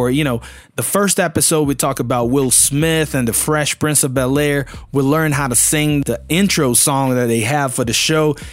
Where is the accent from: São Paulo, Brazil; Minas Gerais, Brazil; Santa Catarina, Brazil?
Minas Gerais, Brazil; Belo Horizonte; first language Portuguese; English is a second language; I'm Brazilian, born and raised in Belo Horizonte, Minas Gerais, Brazil. I speak Portuguese as a mother language, as a mother tongue. However, I learned English.